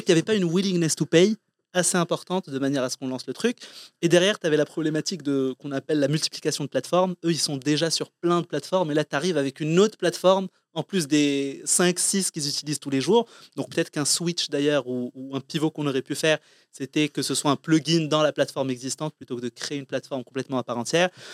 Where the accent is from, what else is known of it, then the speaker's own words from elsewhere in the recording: Morocco; moved away as an adult; also born or lived in Compiègne, France; je suis né, j'ai grandi au Maroc